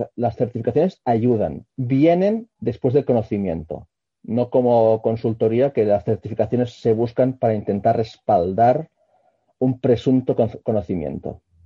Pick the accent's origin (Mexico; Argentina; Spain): Spain; Barcelona, Catalonia; soy un barcelonés que estudió telecos